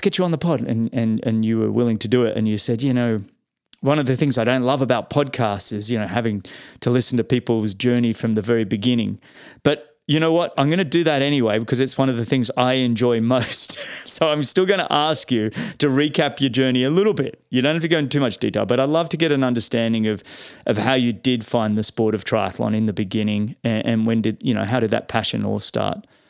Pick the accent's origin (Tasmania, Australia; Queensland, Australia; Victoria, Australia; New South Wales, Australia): New South Wales, Australia; Sydney; I grew up in Mossman, and, and for peop, for listeners, Pete and I actually grew up in, on the northern side of Sydney.